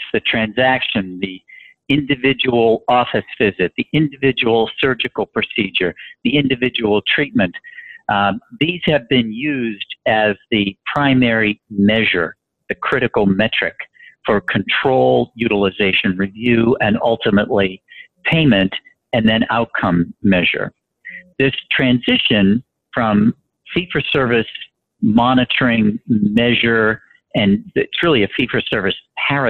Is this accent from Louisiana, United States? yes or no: no; Boston, Massachusetts, United States; I'm from Boston